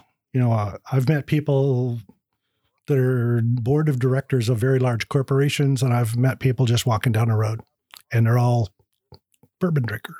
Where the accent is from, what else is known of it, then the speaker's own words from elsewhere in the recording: California, United States; also born or lived in Iowa; now in Bardstown, United States; Then my dad, one winter after I was born, decided he'd had quite enough of the snow and headed to California, and that's where I was raised.